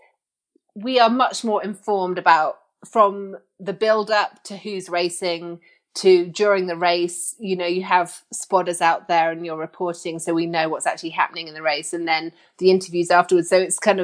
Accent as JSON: {"language": "English", "area": "Suffolk", "region": "East of England", "country": "United Kingdom", "tie": "born or raised there", "also_born_or_lived": "Mexico", "said": "I grew up in the east of England in Suffolk"}